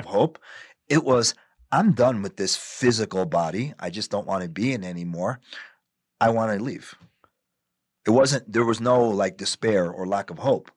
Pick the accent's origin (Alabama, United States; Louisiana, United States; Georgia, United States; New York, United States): New York, United States; also born or lived in New Jersey; I'm born and raised in New York